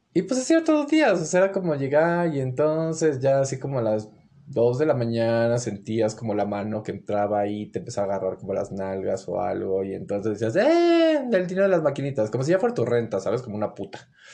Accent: Mexico City, Mexico; also born or lived in Guadalajara, Jalisco / Torreón; mi crecimiento fue como en la Ciudad de México

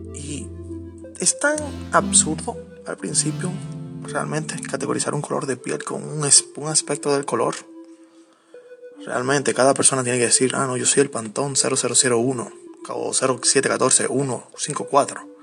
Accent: Dominican Republic; nosotros como dominicanos

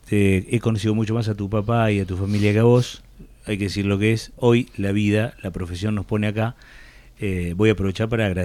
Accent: Tandil, Buenos Aires Province, Argentina; yo soy Tandil, eh, yo soy Argentina.

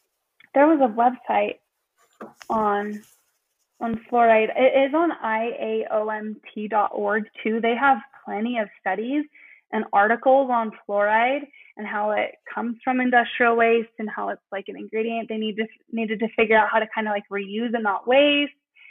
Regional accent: Salt Lake City, Utah, United States; I'm on the suburbs of Salt Lake City. Yeah, in Utah.

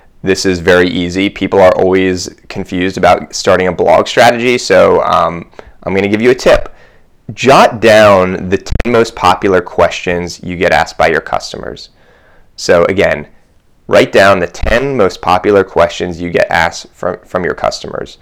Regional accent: Columbus, Ohio, United States; I grew up in Columbus, but my family grew up in New York.

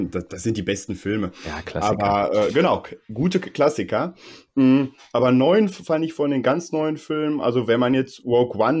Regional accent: Bochum, North Rhine-Westphalia, Germany; born there; now in Herne, Germany; ich muss leider zugeben, ich bin äh, gebürtiger Bochumer. Ich wohne jetzt äh, nur in Herne, weil die, die Mieten

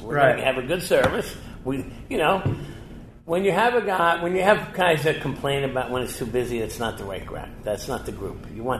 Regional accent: New Jersey, United States; as a kid growing up in Jersey

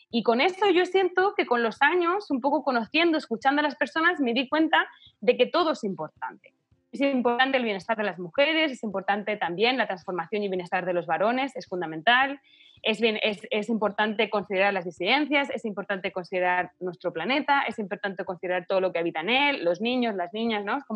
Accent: Chile; born there; un poco porque nacimos en Chile, ¿no?

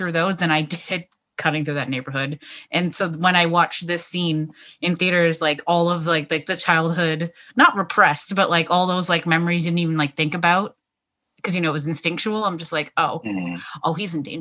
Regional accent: Toronto, Ontario, Canada; I born and raised in Toronto

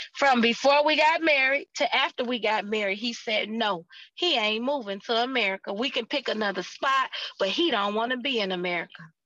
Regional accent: United States; I'm American

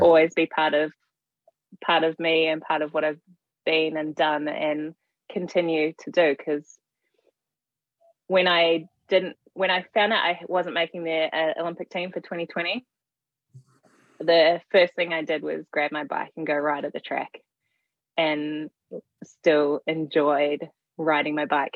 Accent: New Zealand; I'm from New Zealand

